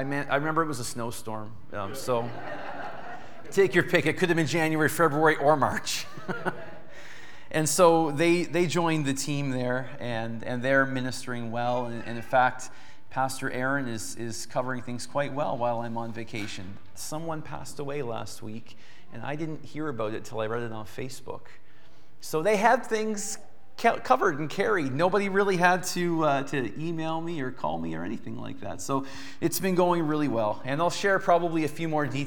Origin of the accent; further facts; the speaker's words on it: Yarmouth, Nova Scotia, Canada; moved away as an adult; also born or lived in Essex; Yarmouth is where I grew up. That's my hometown